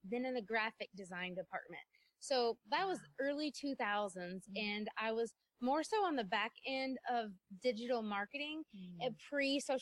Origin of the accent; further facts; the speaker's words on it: South Carolina, United States; moved away as an adult; we were moving to my hometown in South Carolina.